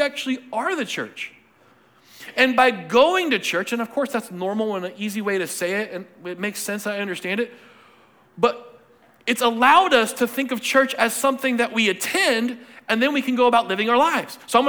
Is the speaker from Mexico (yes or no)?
no; Cochabamba, Bolivia; born there; I got a chance to go back to the country I was born. I was born in Cochabamba, Bolivia, spelled like it sound.